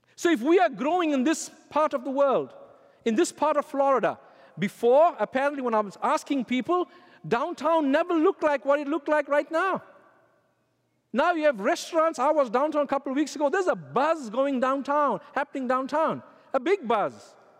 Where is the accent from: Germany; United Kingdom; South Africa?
South Africa; when I was growing up in South Africa